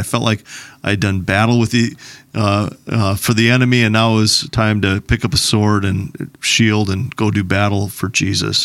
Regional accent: Plymouth, Minnesota, United States; I grew up in Plymouth, Minnesota

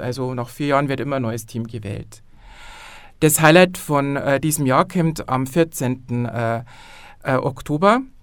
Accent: Landau an der Isar, Bavaria, Germany; ich bin aus Landau an der Isar

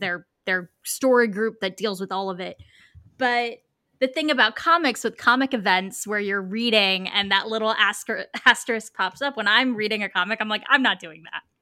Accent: West Palm Beach, Florida, United States; I'm from South Florida.

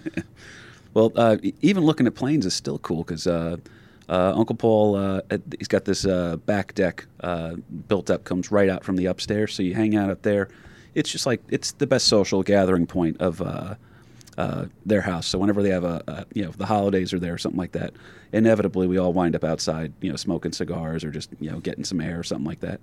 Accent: New Jersey, United States; also born or lived in Jacksonville, Florida; my home state of New Jersey

